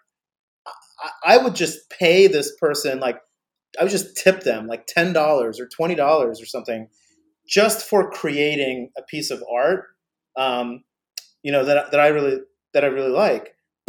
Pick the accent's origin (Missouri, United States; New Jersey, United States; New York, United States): New Jersey, United States; but she comes from New Jersey. I grew up in New Jersey as well.